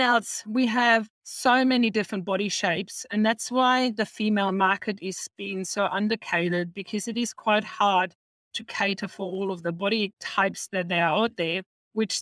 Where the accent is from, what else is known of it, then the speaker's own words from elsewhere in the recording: Germany; now in Australia; I'm originally from Germany. I came in 89 to Australia